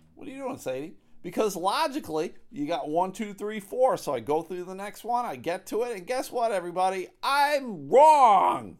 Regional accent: United States; as an American who pays taxes

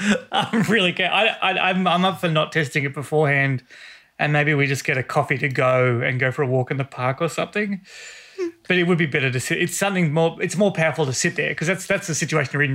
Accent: Australia; I said, Australia.

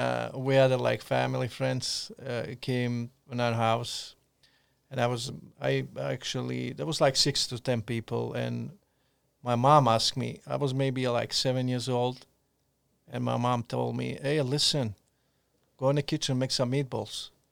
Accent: Montenegro; born there; I was born in Montenegro, mixed parents. My mom is Croatian and Montenegrin.

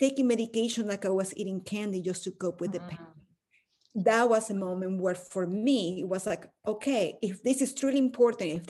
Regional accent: Caracas, Capital District, Venezuela; moved away as an adult; now in United States; I'm from Caracas, Venezuela, where I was born and raised, and I went to law school for a few years before moving to the US

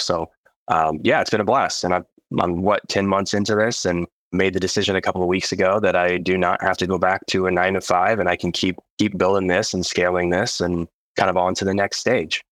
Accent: Idaho, United States; I'm from Idaho, the great state of Idaho

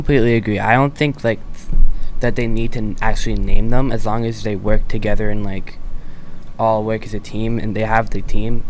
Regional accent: Leicester, Massachusetts, United States; I'm from Leicester, Mass.

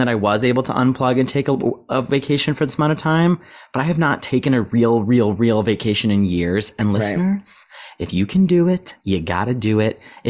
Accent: United Kingdom; accent: British; I fear that my British accent is worse post-London.

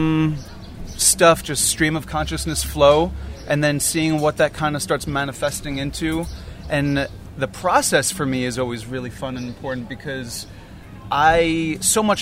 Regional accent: Long Island, New York, United States; also born or lived in Brooklyn, New York / Queens, New York; I was born in Brooklyn, grew up in Brooklyn, Queens. Then we moved out to Long Island when I was in second grade

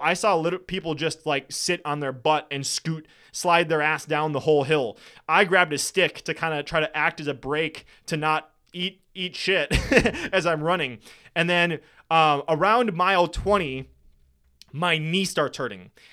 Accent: Wisconsin, United States; I'm from Wisconsin

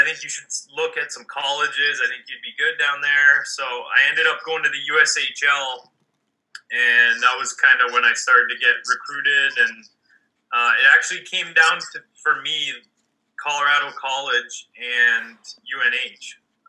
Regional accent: Calgary, Alberta, Canada; moved away; I grew up in Calgary in Western Canada.

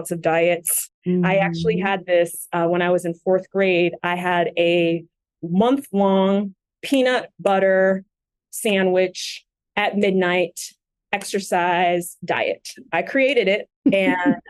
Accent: Westchester County, New York, United States; moved away as an adult; also born or lived in Haiti / Florida / Brooklyn, New York / Philadelphia; now in Los Angeles, United States; spent most of my formative years in New York, Westchester County

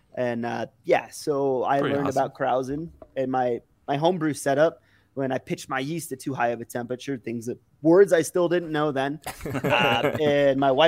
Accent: Illinois, United States; now in Denver, United States; I grew up in Illinois

